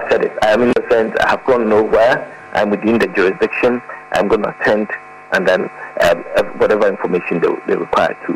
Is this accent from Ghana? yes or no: yes; Ghana; as a Ghanaian